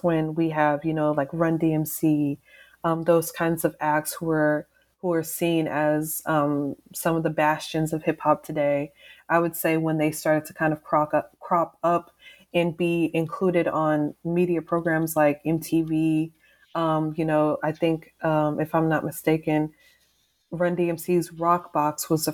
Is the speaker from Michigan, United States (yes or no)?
no; Texas, United States; also born or lived in East Coast; I'm from the South, I'm from Texas